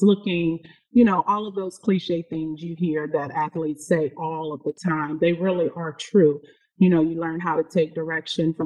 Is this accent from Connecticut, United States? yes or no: no; Arkansas, United States; I'm originally from Arkansas